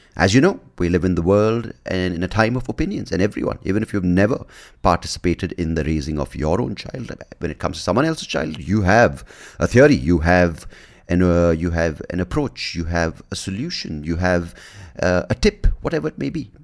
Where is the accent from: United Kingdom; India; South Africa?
India; as an Indian